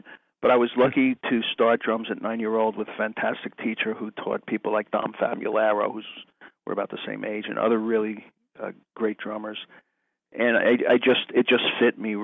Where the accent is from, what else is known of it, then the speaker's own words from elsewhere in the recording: outside New York City, United States; I grew up outside New York City, and I used to go into Manhattan School of Music on the weekends